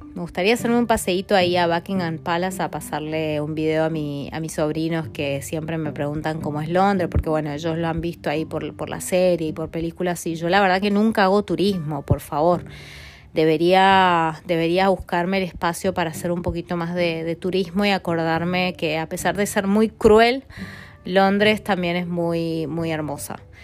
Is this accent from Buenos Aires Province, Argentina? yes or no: no; Mendoza, Argentina; moved away as an adult; en Mendoza, en mi ciudad natal